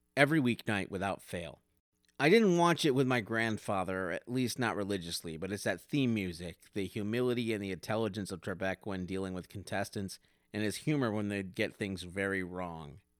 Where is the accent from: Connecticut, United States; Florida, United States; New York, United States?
New York, United States; upstate; a guy who grew up in upstate New York